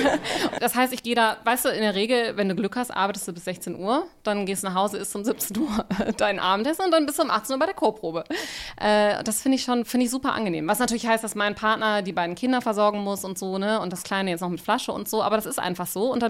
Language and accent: German; Rhineland, Germany; born there; ich bin ja auch Rheinländerin, Gebürtige